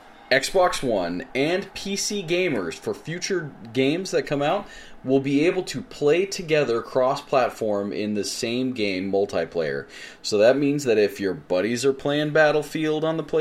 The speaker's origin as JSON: {"language": "English", "country": "United States", "accent": "American", "said": "We sound American"}